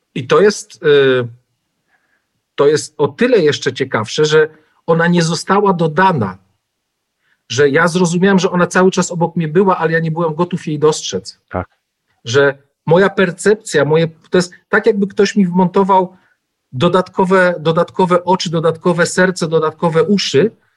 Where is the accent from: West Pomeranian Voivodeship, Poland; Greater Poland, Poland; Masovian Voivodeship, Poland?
Masovian Voivodeship, Poland; Pułtusk; ja się urodziłem w niewielkim miasteczku 100 kilometrów od Warszawy, i e, w Półtusku